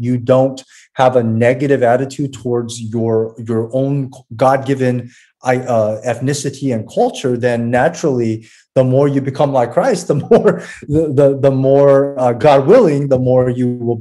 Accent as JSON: {"language": "English", "country": "United States", "tie": "born or raised there", "said": "we grew up in America"}